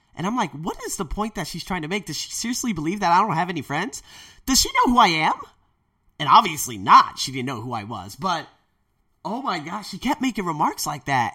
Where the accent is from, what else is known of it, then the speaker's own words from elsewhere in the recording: United States; now in Thailand; I'm an American teacher